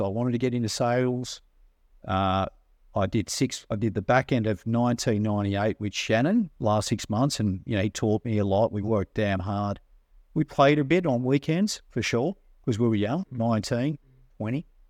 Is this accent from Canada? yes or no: no; Sydney, New South Wales, Australia; we grew up on the north shore in a place called Forrestville, which is kind of between Chatsworth and Manly